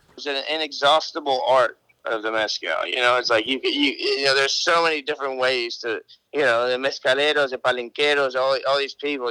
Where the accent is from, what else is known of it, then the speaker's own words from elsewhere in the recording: Cartagena, Bolívar, Colombia; moved away; I was raised in Cartagena, which is on the coast